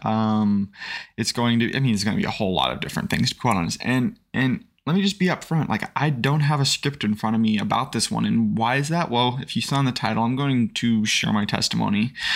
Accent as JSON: {"language": "English", "town": "Springfield", "region": "Missouri", "country": "United States", "tie": "born or raised there", "also_born_or_lived": "Idaho", "said": "I was born in Idaho. Um, didn't, I've lived most of my life here in the Springfield, Missouri area."}